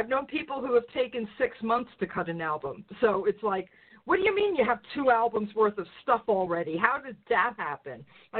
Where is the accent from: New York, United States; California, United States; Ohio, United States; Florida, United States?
New York, United States; I'm from New York.